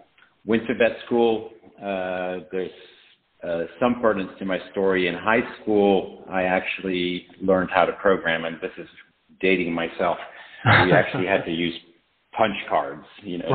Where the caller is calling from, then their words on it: Knoxville, Tennessee, United States; I'm calling from Knoxville, Tennessee